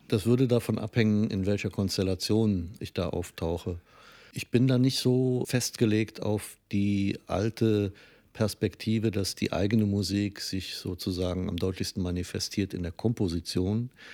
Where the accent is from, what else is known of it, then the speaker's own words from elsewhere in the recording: Trier, Rhineland-Palatinate, Germany; moved away; also born or lived in Cologne; meine Heimatstadt Trier